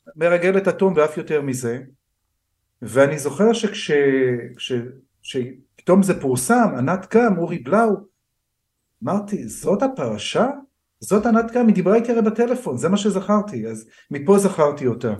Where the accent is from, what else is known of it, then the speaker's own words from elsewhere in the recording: Israel; also born or lived in United States; אני ישראלי הייתי גם בארצות הברית ונשארתי ישראלי